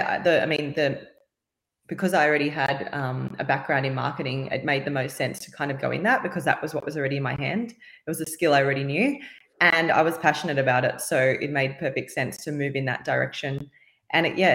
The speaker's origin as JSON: {"language": "English", "town": "Sydney", "region": "New South Wales", "country": "Australia", "said": "I am from Sydney, Australia."}